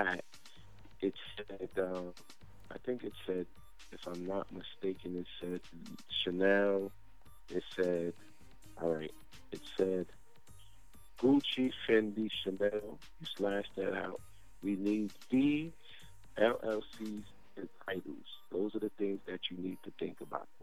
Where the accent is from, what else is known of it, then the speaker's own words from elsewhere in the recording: Jamaica; moved away; I went to school in Jamaica. I grew up in Jamaica.